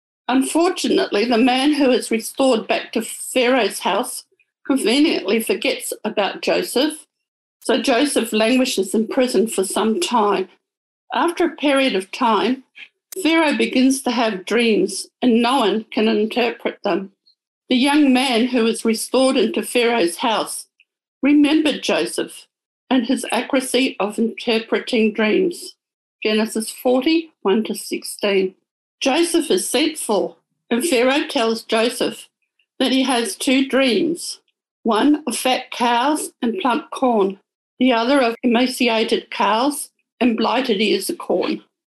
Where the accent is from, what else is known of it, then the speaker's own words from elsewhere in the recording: New Zealand; moved away as an adult; now in Sydney, Australia; As a young adult, God planted in me a desire to come to Sydney. I came from New Zealand, and God worked out a way for that to happen.